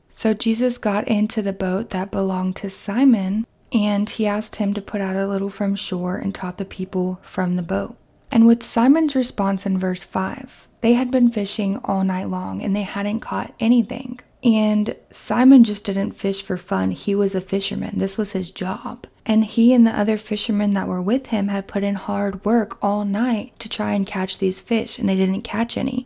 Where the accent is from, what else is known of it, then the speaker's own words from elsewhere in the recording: Kentucky, United States; my hometown in Kentucky